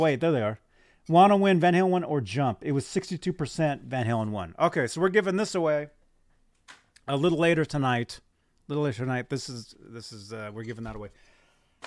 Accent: Phoenix, Arizona, United States; when I grew up in Phoenix, I was in Phoenix.

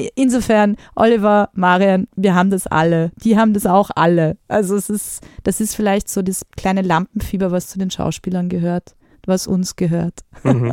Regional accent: Austria; bei uns in Österreich

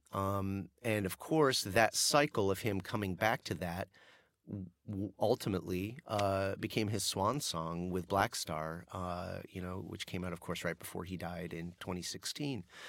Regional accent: Denver, Colorado, United States; my hometown of Denver

